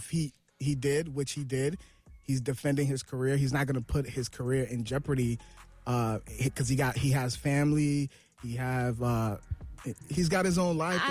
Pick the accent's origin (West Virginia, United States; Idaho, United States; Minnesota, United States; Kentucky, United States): Minnesota, United States; I'm from Minnesota. You know, I'm from the cold. I'm from the 612.